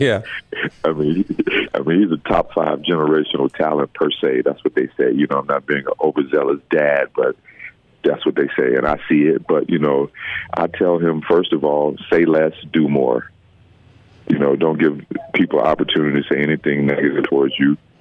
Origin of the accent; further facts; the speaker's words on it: Mobile, Alabama, United States; I'm from Mobile